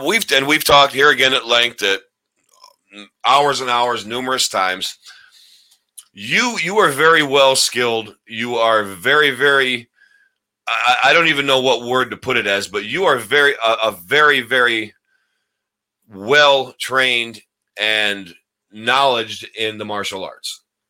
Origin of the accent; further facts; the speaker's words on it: Deposit, New York, United States; this is in Deposit, New York, my hometown, you know, 1,200 people plus, you know, however many cows.